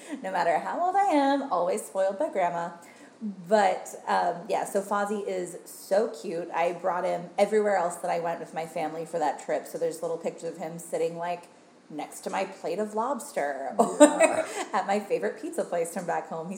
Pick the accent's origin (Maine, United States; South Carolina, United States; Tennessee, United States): Maine, United States; moved away; I'm from Maine